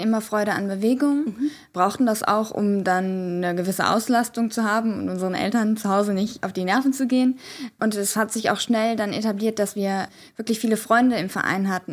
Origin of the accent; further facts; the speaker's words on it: Bonn, North Rhine-Westphalia, Germany; wir sind in Bonn zur Schule gegangen